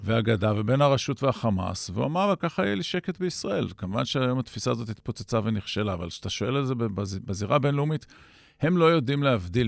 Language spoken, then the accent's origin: Hebrew; Israel; אנחנו כצברים